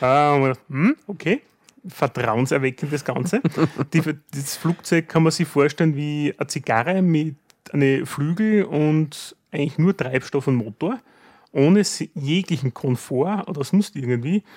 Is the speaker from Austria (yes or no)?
yes; Styria, Austria; bei uns in der Steiermark